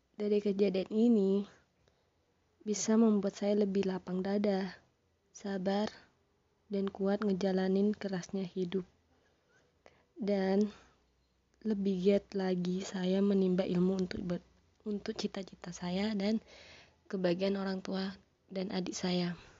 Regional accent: Sumenep, East Java, Indonesia; Saya lahir di Sumeneb pada tanggal dua puluh enam Februari dua ribu dua.

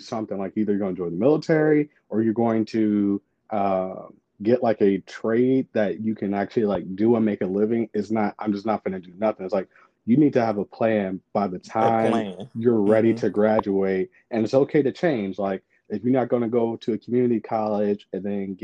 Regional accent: St. Louis, Missouri, United States; I'm from St. Louis, Missouri

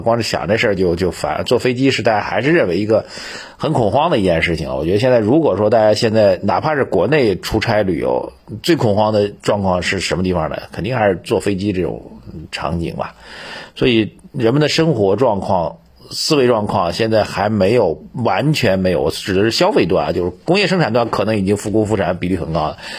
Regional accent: China; 我们中国人

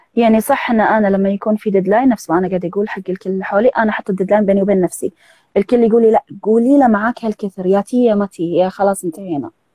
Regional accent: Kuwait; من الكويت

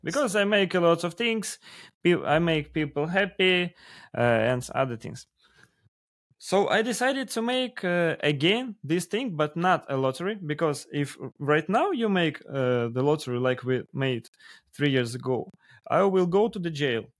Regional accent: Russia; English is a second language; we have so huge country

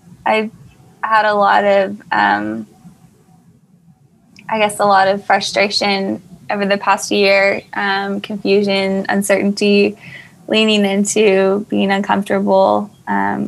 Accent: Texas, United States; moved away as an adult; also born or lived in New York; I'd had an opportunity to work with a designer in my hometown over the summer, and just felt like the Lord was really calling me to be back in Texas

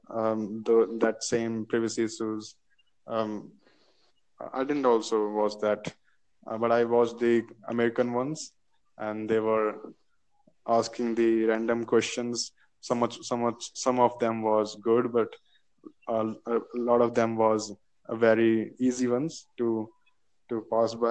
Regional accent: United Kingdom; now in Holsworthy, United Kingdom; I am from United Kingdom.

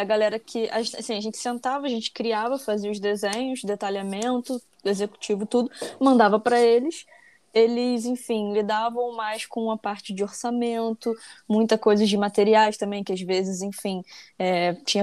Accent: Rio de Janeiro, Brazil; eu sou do Rio, carioca aí do, do trio

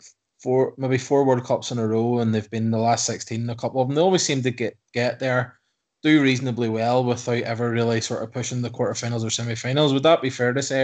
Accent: Ireland; I'm from Ireland

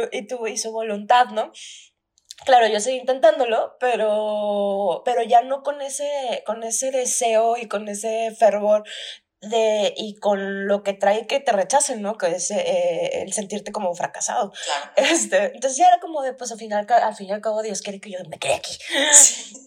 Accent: Durango, Mexico; moved away; oficialmente ya no vivimos en Durango

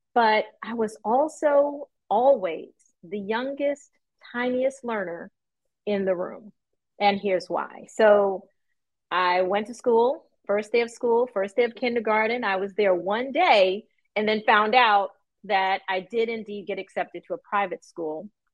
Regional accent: New York, United States; I grew up in New York

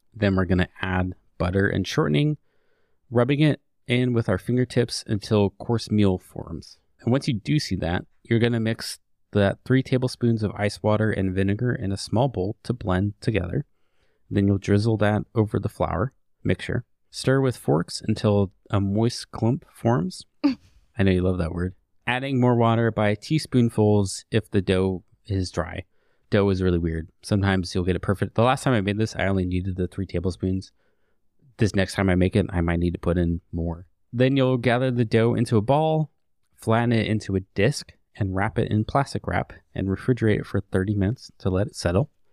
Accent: United States; I am of Swedish descent. Not that far back. I mean, I'm straight up American now

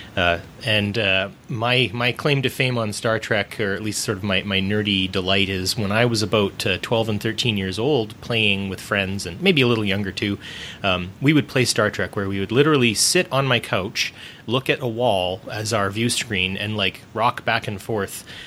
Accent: Canada; I'm Canadian and I live in Canada

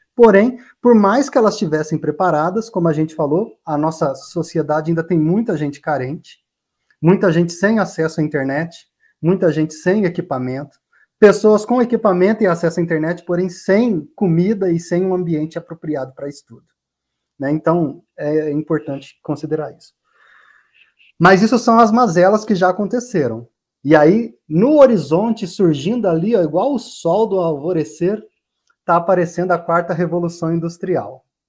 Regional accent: Rondônia, Brazil; moved away; lá em Rondônia, de onde eu venho

